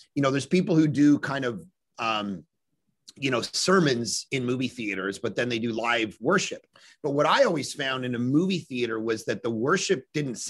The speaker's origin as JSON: {"language": "English", "town": "Toronto", "region": "Ontario", "country": "Canada", "tie": "born or raised there", "moved": "yes", "lives_now": "Vancouver, Canada", "said": "I grew up in Toronto"}